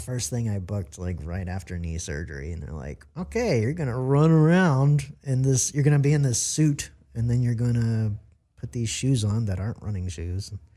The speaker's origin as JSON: {"language": "English", "region": "Maryland", "country": "United States", "also_born_or_lived": "Virginia / Washington, D.C.", "moved": "as an adult", "lives_now": "Los Angeles, United States", "said": "I'm from Maryland, um, Virginia area, D C."}